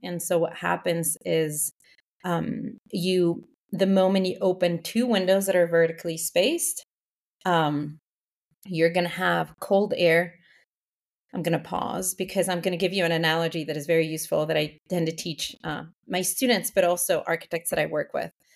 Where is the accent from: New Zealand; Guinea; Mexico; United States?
Mexico; Mexico City; moved away as an adult; also born or lived in Canada; born and raised in Mexico City